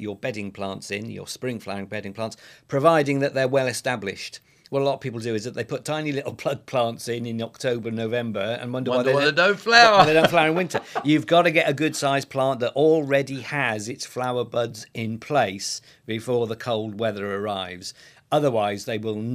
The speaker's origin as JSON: {"language": "English", "region": "Wales", "country": "United Kingdom", "said": "My home country of Wales"}